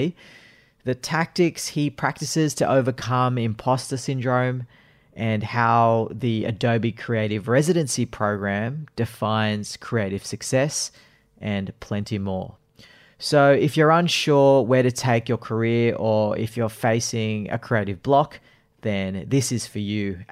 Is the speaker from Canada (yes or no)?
no; Sydney, New South Wales, Australia; I am from Sydney